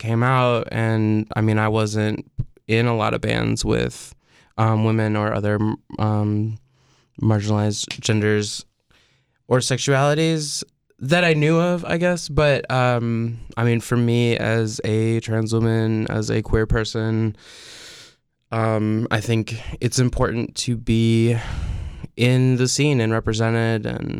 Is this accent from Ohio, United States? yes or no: no; Peoria, Illinois, United States; I was lucky enough in the scene I grew up in Peoria, Illinois, we had a bunch of bands that were fronted by women or entirely made up of women.